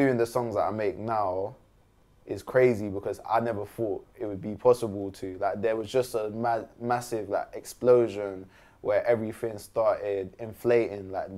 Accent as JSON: {"language": "English", "town": "Croydon", "region": "London", "country": "United Kingdom", "said": "I'm from Croydon."}